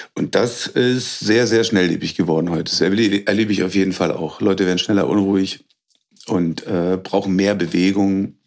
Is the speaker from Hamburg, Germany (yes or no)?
no; Berlin, Germany; moved away as an adult; also born or lived in Hagelberg, Fläming, Brandenburg; now in Fläming, Germany; Gebürtig komme ich aus Berlin